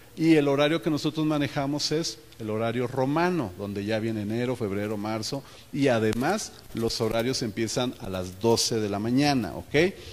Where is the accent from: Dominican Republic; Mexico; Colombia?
Mexico